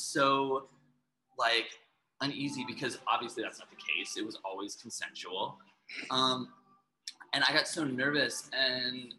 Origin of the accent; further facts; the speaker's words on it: Midwest, United States; I grew up in the Midwest